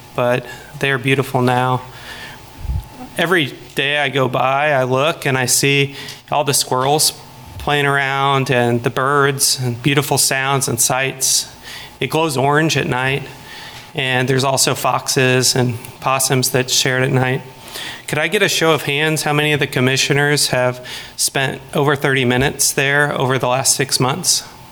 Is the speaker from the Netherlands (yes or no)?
no; Lawrence, Kansas, United States; I am from Lawrence originally